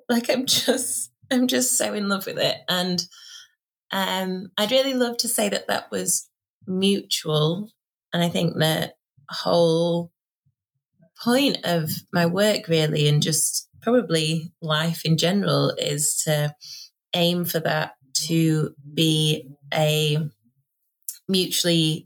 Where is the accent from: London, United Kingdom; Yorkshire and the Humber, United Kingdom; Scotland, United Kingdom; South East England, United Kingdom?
Yorkshire and the Humber, United Kingdom; Doncaster; accent: northern; now in Sheffield, United Kingdom; I am born and raised in Doncaster, which is a really working class ex-industrial town in South Yorkshire